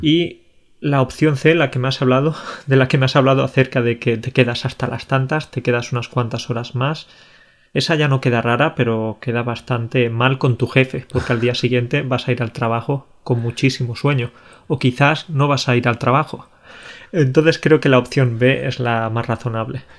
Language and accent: Spanish; Spain; moved away as an adult; now in Poland; si sigo siendo español, si sigo teniendo hábitos españoles